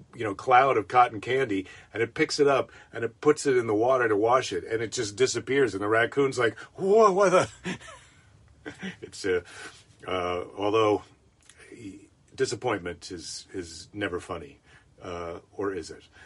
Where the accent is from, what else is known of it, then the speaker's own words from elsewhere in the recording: Iowa, United States; now in California, United States; Iowa's my home state.